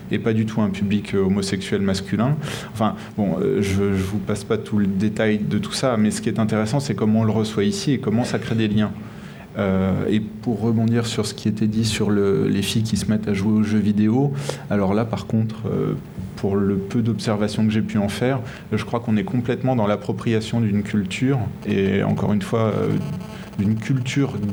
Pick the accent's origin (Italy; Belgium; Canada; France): France; chez nous en France